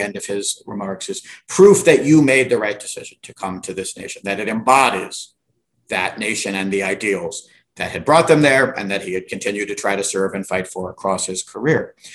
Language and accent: English; Virginia, United States; I grew up in Virginia